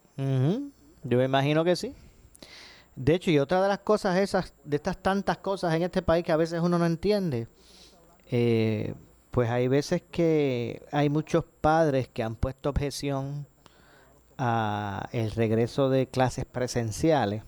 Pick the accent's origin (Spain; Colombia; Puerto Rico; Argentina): Puerto Rico; Ponce; yo soy de Ponce, nacido y criado aquí